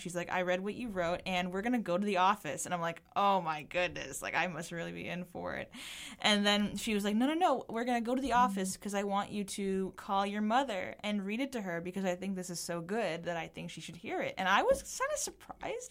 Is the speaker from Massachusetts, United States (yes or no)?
yes; Belmont, Massachusetts, United States; also born or lived in Cambridge, Massachusetts; I lived in Cambridge for the first, like, three years of my life, and then I moved to Belmont